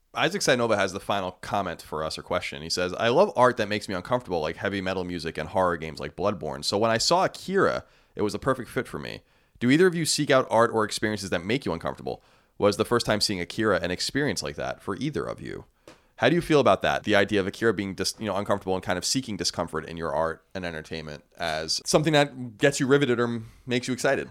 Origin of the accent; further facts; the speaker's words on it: Long Island, New York, United States; I was born and raised in Long Island